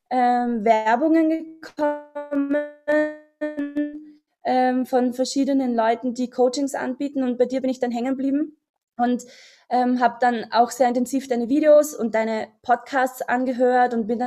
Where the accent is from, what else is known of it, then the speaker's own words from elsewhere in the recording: Austria; ich komme aus Österreich, das hört man wahrscheinlich. Und äh, ich habe bei dir das Coaching gemacht und ähm, ich bin jetzt 36 Jahre alt